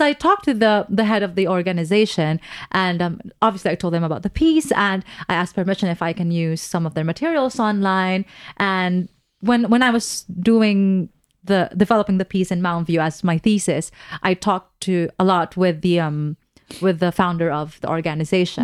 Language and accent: English; Philippines; moved away as an adult; I am Filipina.